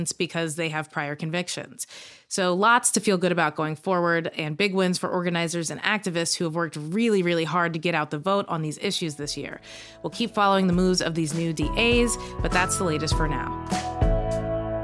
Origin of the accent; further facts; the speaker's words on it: Kentucky, United States; growing up in Kentucky, I worked at a Fazoli's.